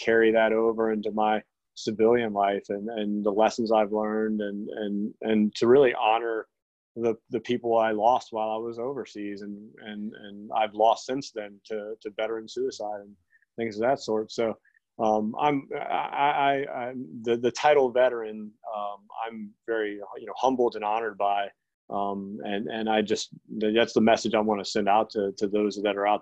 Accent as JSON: {"language": "English", "region": "Newport News / Virginia Beach area", "country": "United States", "said": "I'm from Virginia, here in the Newport News, Virginia Beach area."}